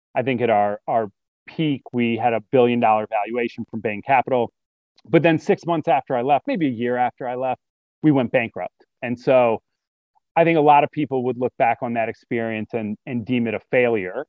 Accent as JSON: {"language": "English", "town": "Detroit", "region": "Michigan", "country": "United States", "tie": "born or raised there", "also_born_or_lived": "Oxford, Ohio", "moved": "as an adult", "said": "I grew up in Detroit, raised by a single mom"}